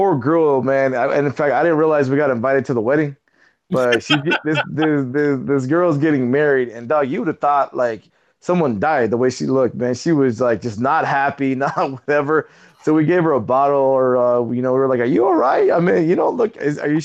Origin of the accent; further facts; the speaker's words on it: San Dimas, California, United States; also born or lived in Orange County, California; I was born in San Dimas, Mexico